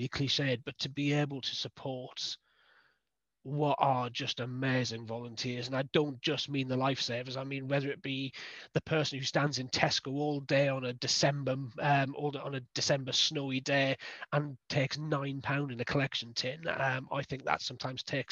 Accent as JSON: {"language": "English", "area": "the North East", "region": "North East England", "country": "United Kingdom", "tie": "born or raised there", "also_born_or_lived": "Lowestoft", "moved": "as an adult", "lives_now": "Ipswich, United Kingdom", "said": "I was brought up in the Northeast, always been down by the coast"}